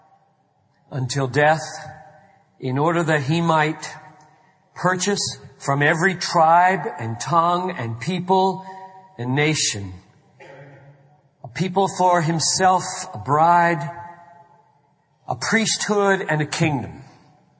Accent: Greenville, South Carolina, United States; growing up in Greenville, South Carolina

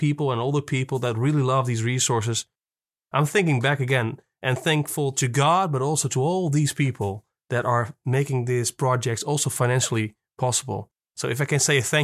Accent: Netherlands; I'm from Holland.

